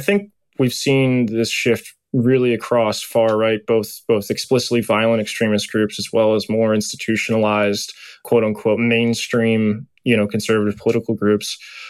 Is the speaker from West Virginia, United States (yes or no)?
yes; West Virginia, United States; I'm a 6 foot tall white guy with a beard. I'm coming from West Virginia.